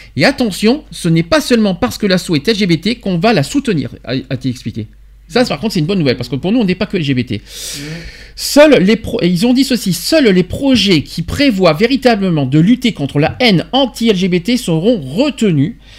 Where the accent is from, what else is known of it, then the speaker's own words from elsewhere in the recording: France; also born or lived in Alpes-de-Haute-Provence; chez nous en France, chez nous en France, chez nous dans le département du 04 alpes de provence